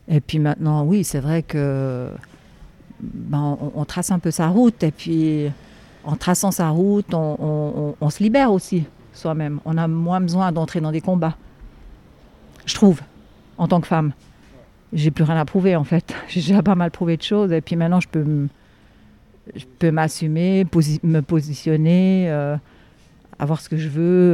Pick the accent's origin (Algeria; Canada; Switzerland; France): Switzerland; en Suisse, là d'où je viens